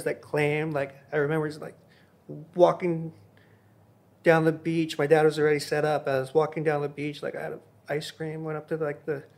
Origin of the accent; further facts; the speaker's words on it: Hawaii, United States; I was born and raised in Hawaii